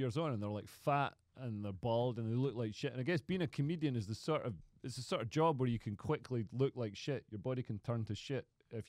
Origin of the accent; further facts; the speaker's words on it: Scotland, United Kingdom; I'm Scottish